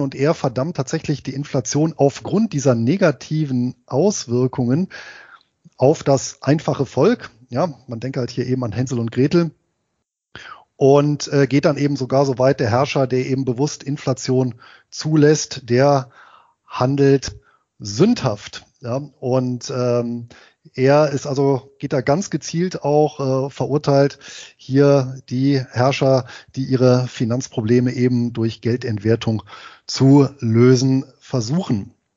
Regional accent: Harz, Germany; Da gibt es in meiner Heimatstadt eine Abschlussveranstaltung, nämlich einen Halbmarathon, allerdings eben als Trail, also sprich als Geländelauf und das Ganze im Harz

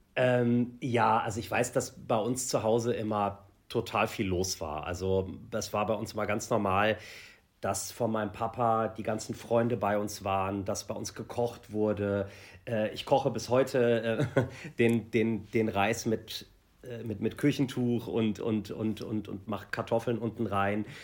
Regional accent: Germany; ich bin halt ähm, hier aufgewachsen in Deutschland.

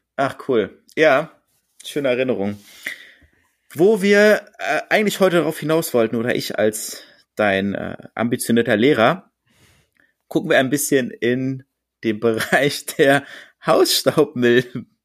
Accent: Berlin, Germany; now in Hamburg, Germany; Als Berliner

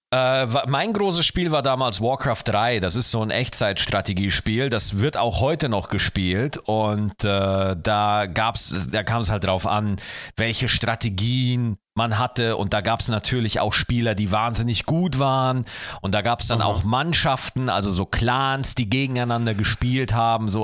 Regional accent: Schwarzach, Bavaria, Germany; born or raised there

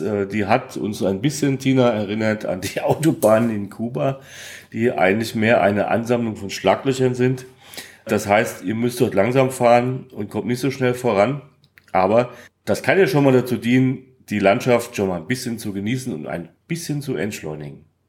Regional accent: Hesse, Germany; als Hesse

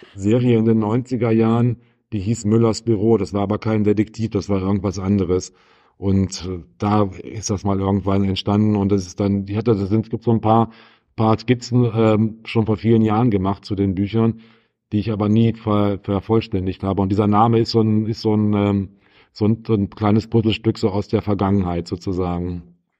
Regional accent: Wolfenbüttel, Lower Saxony, Germany; moved away; in Wolfenbüttel in meiner alten Heimat

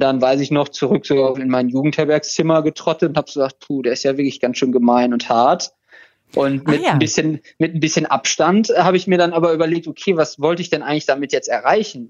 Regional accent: Krefeld, North Rhine-Westphalia, Germany; in Krefeld, wo ich herkomme

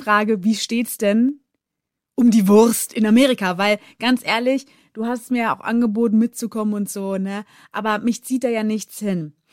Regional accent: Germany; bei uns in Deutschland

